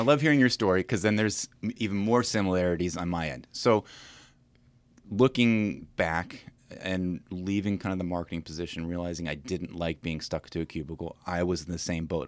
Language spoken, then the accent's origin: English; Williamsburg, Virginia, United States; moved away as an adult; also born or lived in St. Louis; now in Winchester, United States; I'm originally from Williamsburg